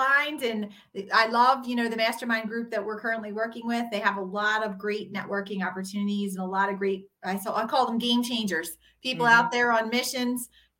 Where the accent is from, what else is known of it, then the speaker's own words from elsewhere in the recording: just outside of Philadelphia, PA, Pennsylvania, United States; from just outside of Philadelphia, PA.